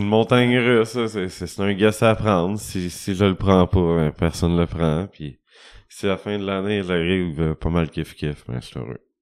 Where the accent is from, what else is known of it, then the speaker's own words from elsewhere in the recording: Rouyn-Noranda, Quebec, Canada; moi, je viens de Rouen